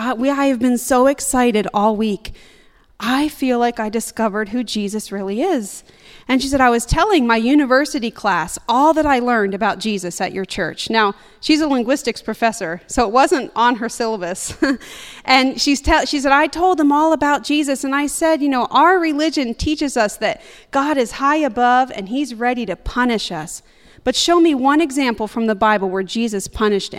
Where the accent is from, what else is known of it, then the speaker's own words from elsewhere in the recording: United States; also born or lived in Georgia (country); now in Georgia; we're from America